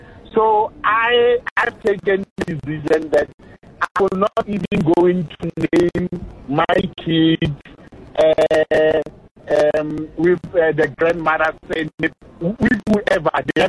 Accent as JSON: {"language": "English", "country": "South Africa", "tie": "born or raised there", "said": "I remember growing up in the Den Bubuta Tswana"}